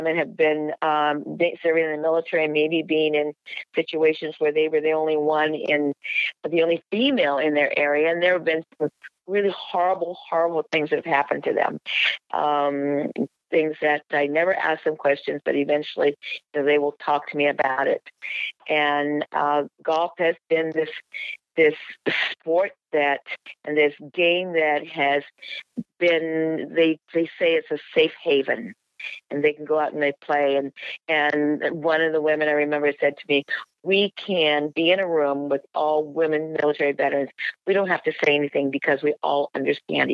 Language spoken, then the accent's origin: English; United States; I'm an American citizen.